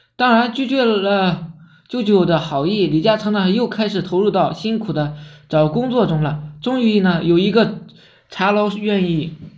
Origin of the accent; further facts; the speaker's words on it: China; 我们中国人有一句古话